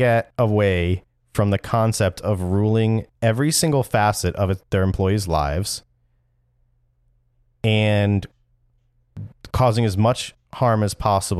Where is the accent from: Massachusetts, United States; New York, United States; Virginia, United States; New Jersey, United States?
New Jersey, United States; don't want people to know I'm from New Jersey.